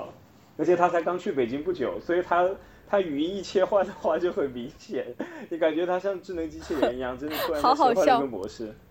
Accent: Guangdong, China; moved away as an adult; also born or lived in Hunan; now in Beijing, China; 因为我又不是在湖南长大的，然后我在广东长大，我也不会说广东的一些，比如说客家话或者别的一些语种。我的粤语其实也没有那么的纯粹和标准，虽然会说吧

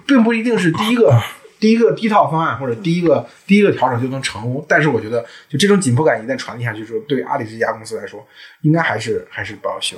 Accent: China; 我们中国人

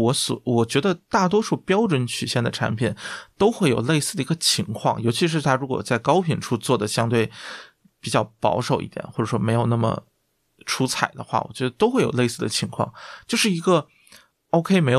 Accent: Guangdong, China; 就作为广东人，这个对粤菜

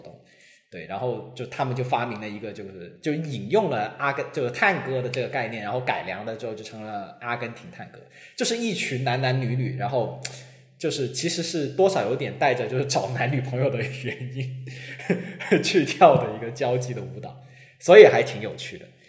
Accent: Guangzhou, Guangdong, China; now in Hong Kong; 我本身我是广州人嘛

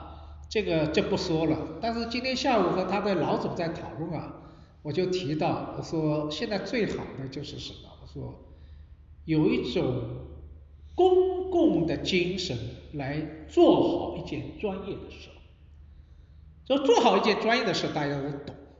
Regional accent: Shanghai, China; 实际上像我个人作为一个出生长大在上海这座城市，实际上也是每天在学习了解这座城市

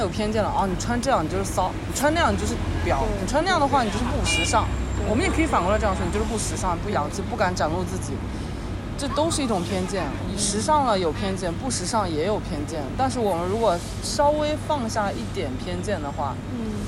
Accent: China; 我们中国人

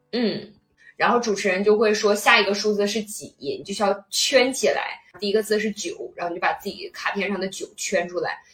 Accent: China; 我们中国人就是比较谨慎嘛

